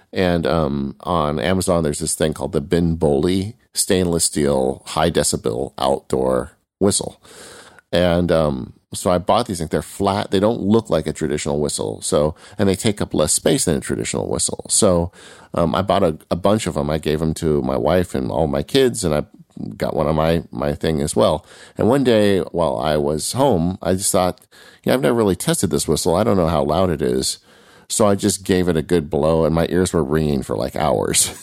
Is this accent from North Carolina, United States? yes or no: no; California, United States; I'm from California